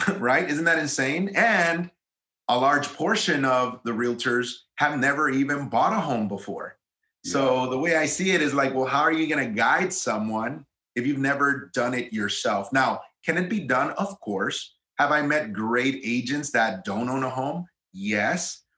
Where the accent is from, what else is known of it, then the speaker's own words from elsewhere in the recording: Eagle Pass, Texas, United States; moved away as an adult; also born or lived in Austin, Texas; from my hometown, which I'm from a small border town in South Texas called Eagle Pass, Texas